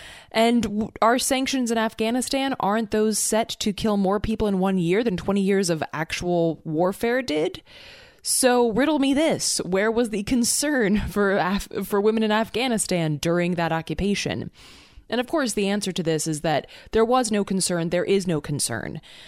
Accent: United States

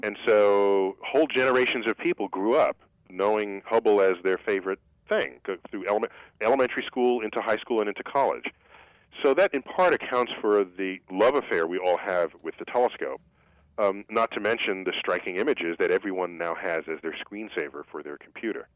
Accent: New York City, New York, United States; I grew up in New York City

